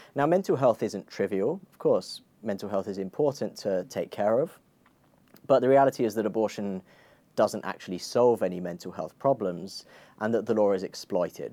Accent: Croydon, London, United Kingdom; I grew up in Croydon

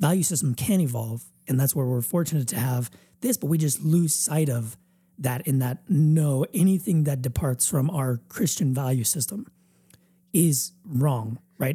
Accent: United States; we're all American

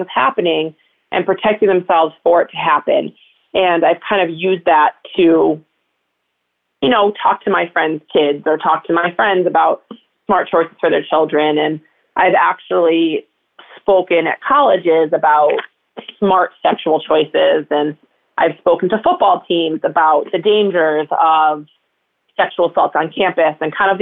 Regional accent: Connecticut, United States; I grew up in Connecticut in a very suburban town

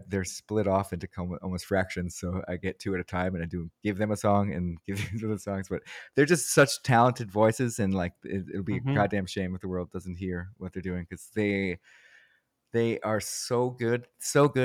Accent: New England, United States; now in Los Angeles, United States; I grew up in New England

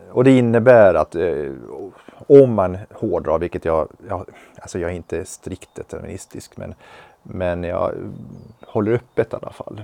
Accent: Sweden; född här i, i Sverige

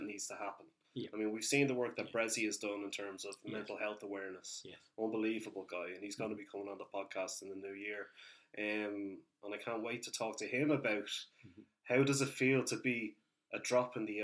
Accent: Ireland; we are two Irish men

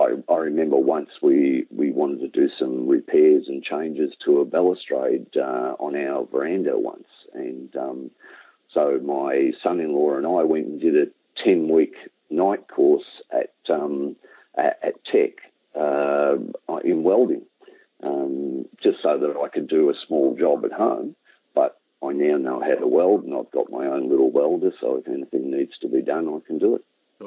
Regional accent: Merrigan, Victoria, Australia; also born or lived in Morwell / Menzies Creek; I was born in Morwell. We lived at a little place in the Dandenongs, Menzies Creek. So I've been around, but the places that I probably spent most of my time were 6 years in Merrigan, which, as I said, it's 9 miles south of Kyabram

